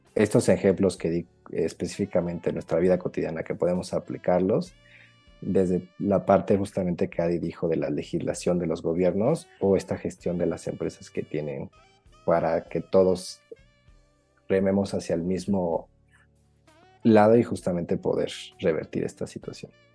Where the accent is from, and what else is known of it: Mexico